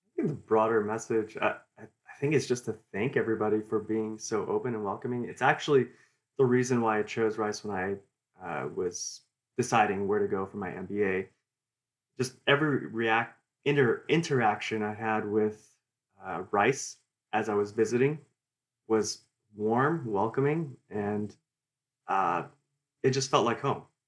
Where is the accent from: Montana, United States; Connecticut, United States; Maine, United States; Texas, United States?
Texas, United States; Houston; I, I grew up here in Houston, and I love the city